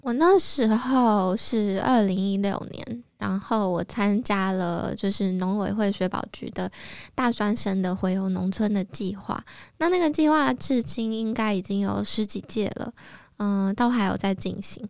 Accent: Taoyuan, Taiwan; moved away as an adult; also born or lived in Taipei; 那时候我在台北，然后是桃园人

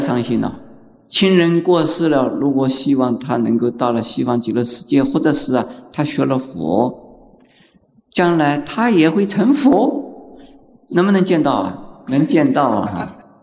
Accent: China; 像我们中国人哭成那个样子的天翻地覆的哭法

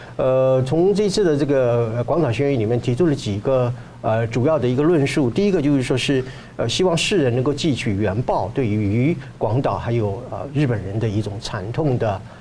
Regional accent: Taiwan; 我们台湾话讲

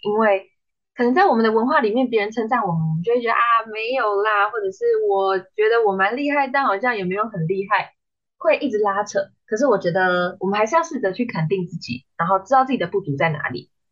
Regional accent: New Taipei, Taiwan; moved away as an adult; now in Hsinchu, Taiwan; 因为我是新北人，然后我来新竹读书

